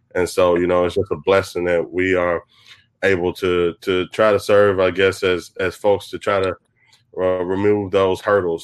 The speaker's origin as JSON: {"language": "English", "town": "Jackson", "region": "Mississippi", "country": "United States", "tie": "born or raised there", "said": "grew up here in Mississippi, grew up in Jackson, families from the Delta, you know, got deep, deep Mississippi roots."}